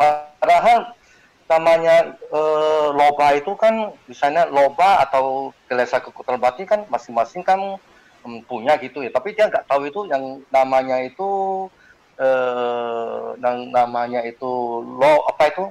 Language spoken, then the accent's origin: Indonesian; Medan, North Sumatra, Indonesia; kita dari Medan